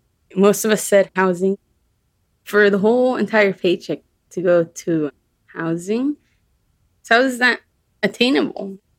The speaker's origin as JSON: {"language": "English", "town": "Las Vegas", "region": "Nevada", "country": "United States", "tie": "born or raised there", "also_born_or_lived": "Los Angeles, United States / San Diego, United States", "said": "I was born in California, in Los Angeles. We moved to Vegas when I was three because my parents thought it was too expensive in California. We went to Vegas. We lived here till 2008. We moved to San Diego because we lost the house in 2008."}